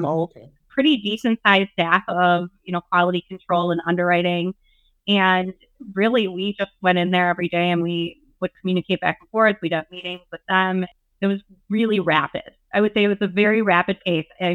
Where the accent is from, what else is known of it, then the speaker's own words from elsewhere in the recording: Wisconsin, United States; I am Wisconsin tried and true